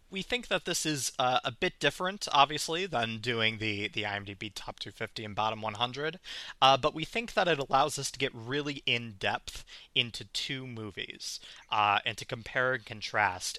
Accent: outside of Milwaukee, Wisconsin, United States; both of us grew up Catholic. We uh, we grew up outside of Milwaukee, uh, within the Milwaukee Archdiocese.

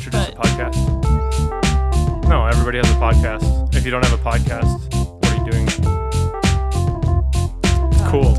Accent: Wisconsin, United States; also born or lived in Indiana; I'm from Wisconsin. I've lived in Indiana, and Indiana is a terrible state.

